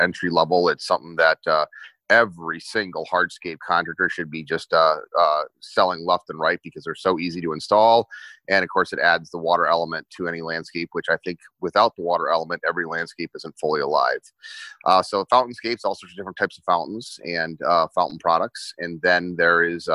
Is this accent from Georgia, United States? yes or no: no; New Jersey, United States; moved away; also born or lived in Wheaton, Illinois; I was growing up in New Jersey, and one day my parents said we were moving to the flat, barren cornfields of Wheaton, Illinois